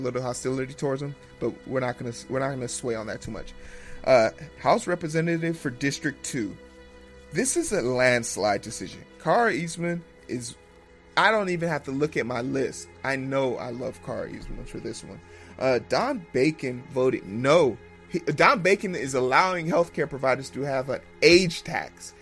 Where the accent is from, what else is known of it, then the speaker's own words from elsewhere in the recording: Nigeria; now in United States; I was born in Nigeria